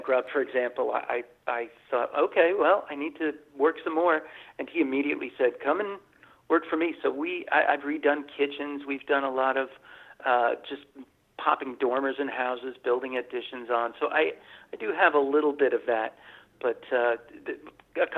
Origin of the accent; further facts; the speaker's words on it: Rhinebeck, New York, United States; I'm moving back to my hometown of Rhinebeck, New York